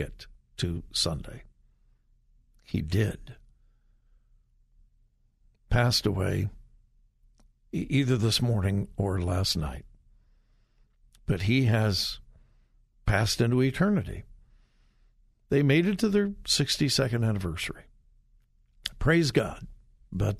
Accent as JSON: {"language": "English", "region": "Southern California", "country": "United States", "tie": "born or raised there", "moved": "yes", "lives_now": "Ohio, United States", "said": "I grew up in Southern California, and when I was a kid, we went to the Rose Parade all the time."}